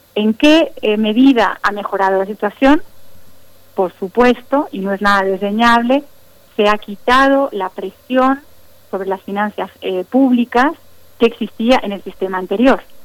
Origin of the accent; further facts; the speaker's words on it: Mexico; como la nuestra, como la mexicana